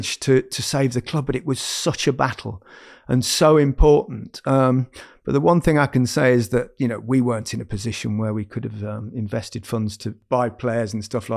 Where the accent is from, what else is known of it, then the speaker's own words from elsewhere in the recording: Leicester, East Midlands, United Kingdom; moved away as an adult; also born or lived in Barcelona; I grew up in Leicester